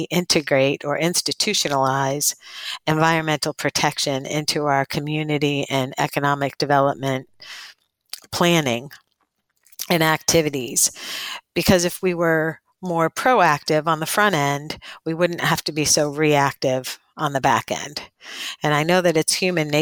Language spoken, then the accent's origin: English; Northeast, United States; moved away as an adult; also born or lived in coastal Alabama; now in Alabama, United States; I'm from the Northeast